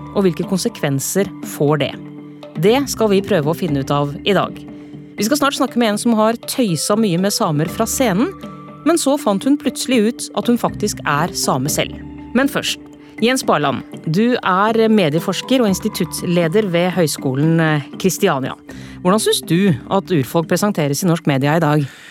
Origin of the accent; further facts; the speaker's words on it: Porsgrunn, Telemark, Norway; innbyggere i Porsgrunn kommune, der jeg kommer fra